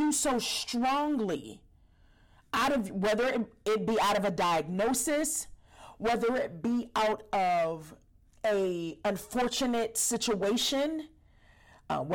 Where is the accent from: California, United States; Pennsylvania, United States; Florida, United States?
Pennsylvania, United States; Pittsburgh; I'm from Pittsburgh, Pennsylvania